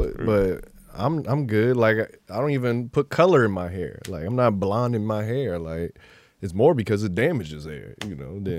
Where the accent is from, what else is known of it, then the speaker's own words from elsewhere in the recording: United States; I'm American.